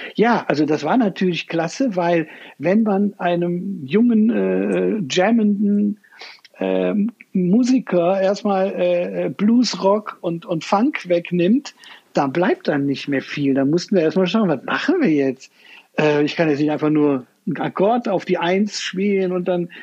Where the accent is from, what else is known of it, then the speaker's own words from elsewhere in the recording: Cologne, North Rhine-Westphalia, Germany; also born or lived in Berlin / London / New York; Ich war eigentlich Zeit meines Lebens immer in Köln